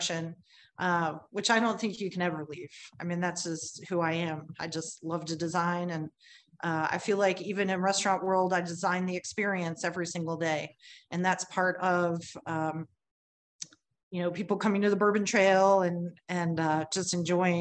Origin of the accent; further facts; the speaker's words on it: Cincinnati, Ohio, United States; now in Kentucky, United States; I'm originally from Cincinnati. I was born in Cincinnati.